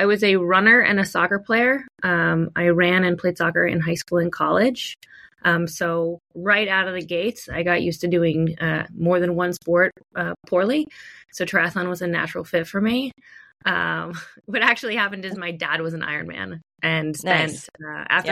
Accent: upstate New York, United States; moved away as an adult; also born or lived in California; now in Portland, United States; I'm originally from upstate New York. I've been on the West Coast for 14

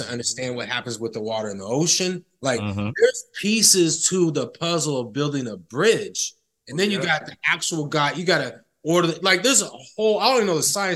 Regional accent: Sacramento, California, United States; the barbershop I go to that I grew up with here in Sacramento

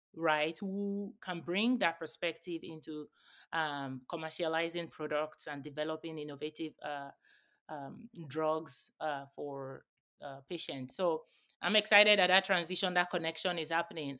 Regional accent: Nigeria; now in United States; where I grew up in Nigeria as well.

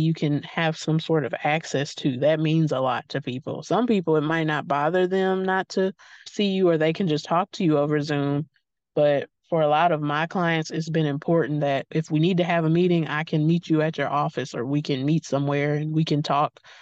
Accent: Mississippi, United States; I'm not far from Oxford, Mississippi, which is Faulkner City

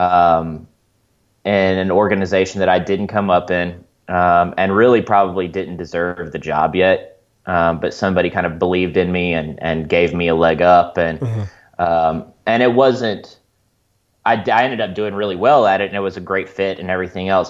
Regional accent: Mississippi Delta, United States; also born or lived in Missouri; now in Springfield, United States; I'm from the Mississippi Delta originally

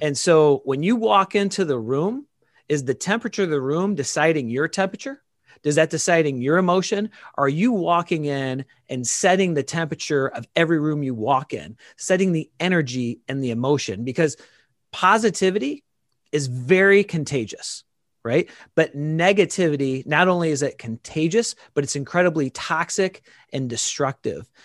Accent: Dixon, Illinois, United States; became a, a police officer in my hometown now, uh, Dixon, Illinois

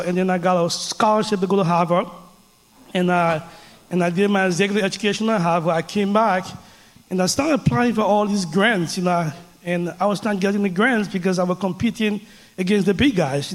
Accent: Liberia; now in Denver, United States; I grew up in a small West African country called Liberia.

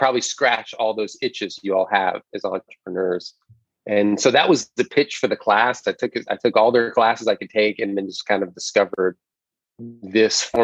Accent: New York, United States; I grew up in New York, first generation American

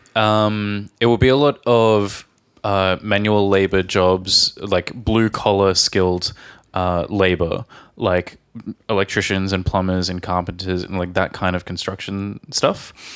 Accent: Australia; from Australia.

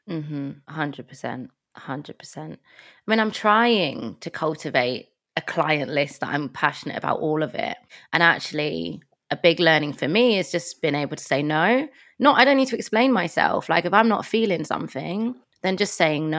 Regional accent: London, United Kingdom; moved away as an adult; now in Manchester, United Kingdom; So, I am from London. Um, I'm from Tottenham originally, but I live in Manchester.

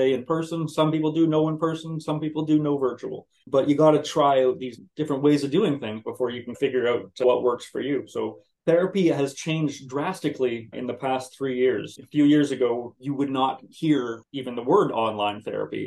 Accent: North Bay, Ontario, Canada; also born or lived in Ottawa, Ontario; now in Brockville, Canada; I'm actually from North Bay, Ontario, born and raised there

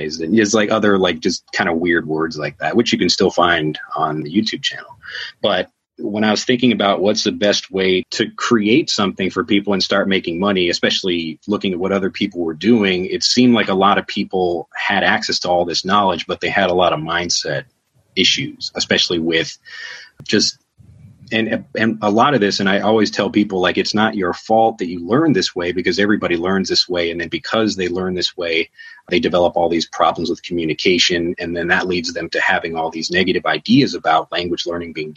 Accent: Chicago, Illinois, United States; moved away as an adult; now in Japan; I'm from Chicago

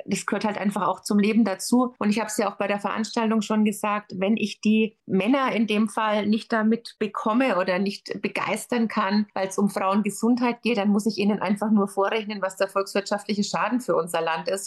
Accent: Bavaria, Germany; bei uns in Bayern

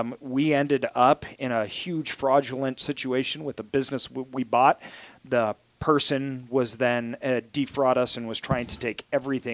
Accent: Idaho, United States; I'm from Idaho

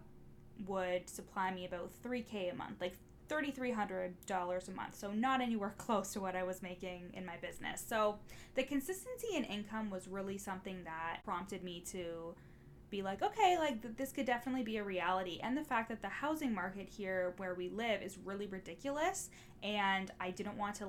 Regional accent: Orillia, Ontario, Canada; the police that are in my hometown. It's the Ontario Provincial Police, and the headquarters is actually here in Orillia

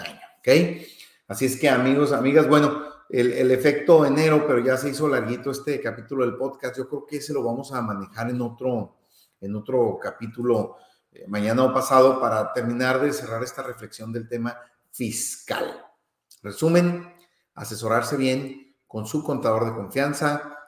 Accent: Mexico; para quienes eh, somos mexicanos

